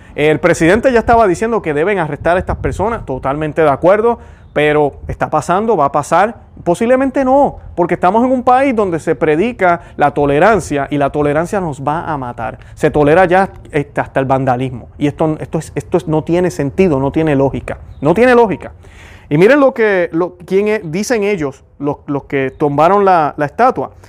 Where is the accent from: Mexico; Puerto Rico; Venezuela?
Puerto Rico